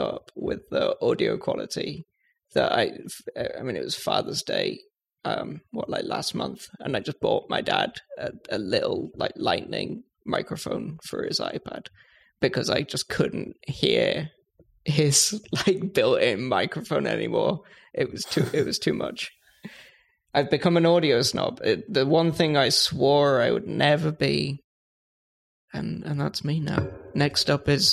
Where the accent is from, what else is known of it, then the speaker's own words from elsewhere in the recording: United Kingdom; I'm British